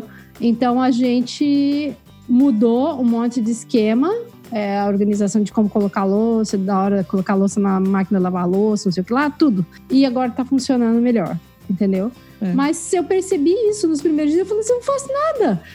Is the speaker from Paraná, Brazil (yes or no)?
yes; Curitiba, Paraná, Brazil; also born or lived in Vancouver / Quebec; now in Kingston, Canada; eu sou curitibana